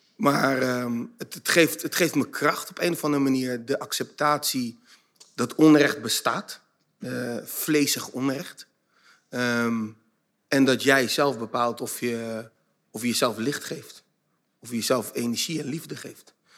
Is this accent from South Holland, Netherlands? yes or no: yes; Zoetermeer, South Holland, Netherlands; also born or lived in The Hague; ik ben in Den Haag geboren, op mijn vierde naar Soetermeer verhuisd.